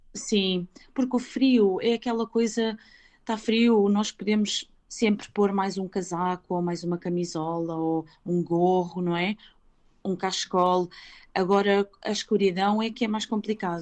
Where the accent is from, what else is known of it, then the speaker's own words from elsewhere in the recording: Portugal; moved away as an adult; also born or lived in Switzerland; now in Reykjavik, Iceland; eu saí de Portugal em 2003. Eh, na altura, eu tinha 19 eh, anos